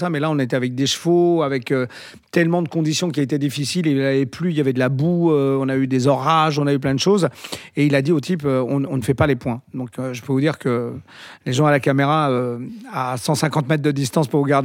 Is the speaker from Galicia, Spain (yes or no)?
yes; Galicia, Spain; D'ailleurs, c'est un film que j'aurais adoré faire parce que ça s'est tourné chez moi en Galice et tout ça